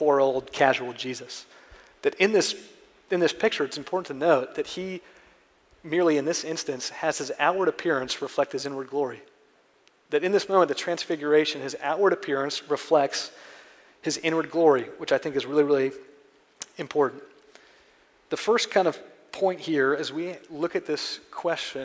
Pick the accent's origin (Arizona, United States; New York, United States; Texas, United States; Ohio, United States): Ohio, United States; I'm from Ohio, which is like the flattest place in the world